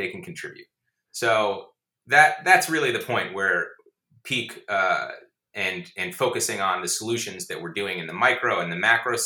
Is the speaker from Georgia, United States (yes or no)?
yes; Georgia, United States; moved away; I grew up in Georgia and I learned about global warming, you know, in public school in third grade